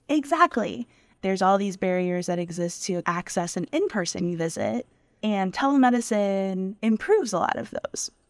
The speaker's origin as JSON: {"language": "English", "town": "Tampa", "region": "Florida", "country": "United States", "tie": "born or raised there", "also_born_or_lived": "Washington, D.C. / Pittsburgh", "moved": "as an adult", "said": "I was born and raised in Tampa, Florida, and the United States"}